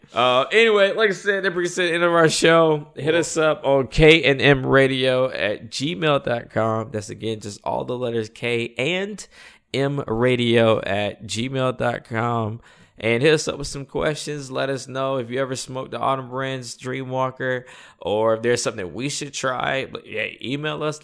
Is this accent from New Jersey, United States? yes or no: no; North Carolina, United States; I'm from North Carolina